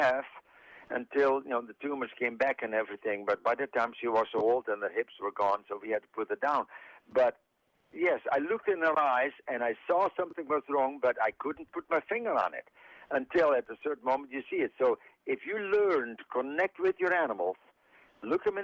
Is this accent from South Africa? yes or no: no; Netherlands; now in Mount Pleasant; I'm from the Netherlands